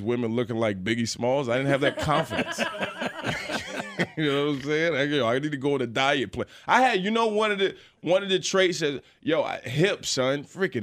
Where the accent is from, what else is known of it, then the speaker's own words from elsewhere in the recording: Chesapeake, Virginia, United States; I grew up in Chesapeake, Virginia.